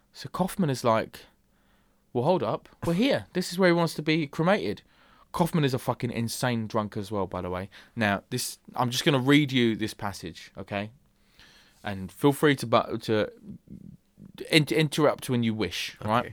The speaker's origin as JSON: {"language": "English", "region": "England", "country": "United Kingdom", "said": "As an Englishman"}